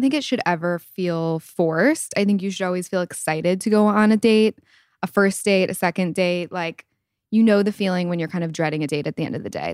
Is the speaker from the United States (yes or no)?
yes; East Lansing, Michigan, United States; I'm from East Lansing, Michigan, small town, and I am twenty-seven years old